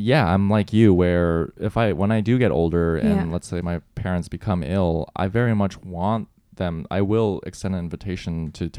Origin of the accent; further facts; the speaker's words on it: United States; now in New York, United States; as an American person, where I, when I begin to question, like, I was raised in America